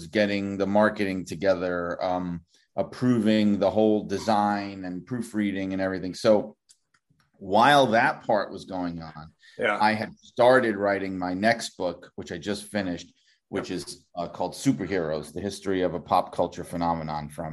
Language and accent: English; New York City, New York, United States; I grew up in Brooklyn, New York